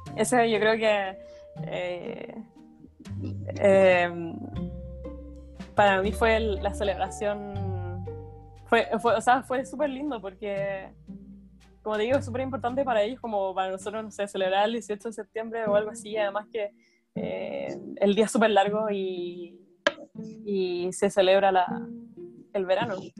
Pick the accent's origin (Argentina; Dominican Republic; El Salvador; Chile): Chile; Viña del Mar, Valparaíso; moved away as an adult; also born or lived in Gothenburg, Sweden; now in Denmark; yo soy de Viña